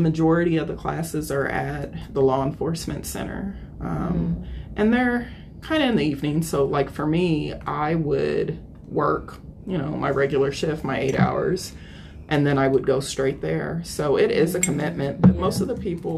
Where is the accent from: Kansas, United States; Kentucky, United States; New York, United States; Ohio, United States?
Kansas, United States; Topeka; born and raised in Topeka, grew up on the southeast side of town.